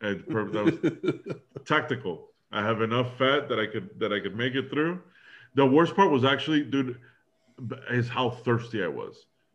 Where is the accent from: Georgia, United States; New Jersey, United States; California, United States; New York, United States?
New York, United States; moved away; also born or lived in Dallas, Texas; growing, you know, being a New Yorker